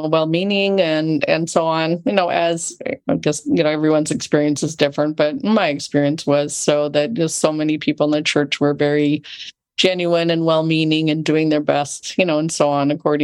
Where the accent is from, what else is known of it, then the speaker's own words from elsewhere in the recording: Loma Linda, California, United States; I grew up right near Loma Linda, California